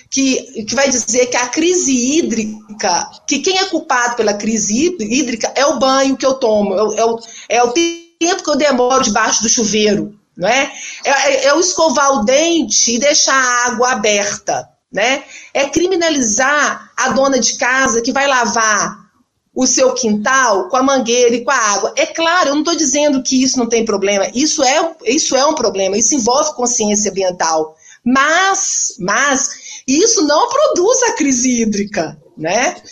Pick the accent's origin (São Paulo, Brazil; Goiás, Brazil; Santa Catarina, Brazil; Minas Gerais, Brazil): Minas Gerais, Brazil; moved away as an adult; also born or lived in Alagoas; now in Maceió, Brazil; Eu sou mineira, né? hoje eu já me considero uma mineira lagoana